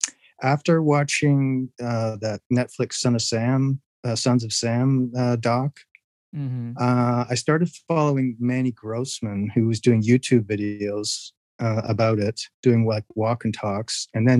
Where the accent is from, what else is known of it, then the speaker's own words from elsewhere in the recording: Canada; also born or lived in Ontario; I'm Canadian, by the way, living in Ontario, just a little east of Toronto.